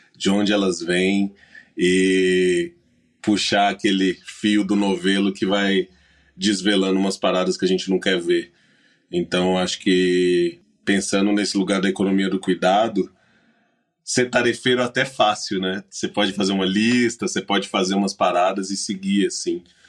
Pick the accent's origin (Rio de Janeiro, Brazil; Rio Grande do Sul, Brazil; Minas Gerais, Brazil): Minas Gerais, Brazil; como bom mineiro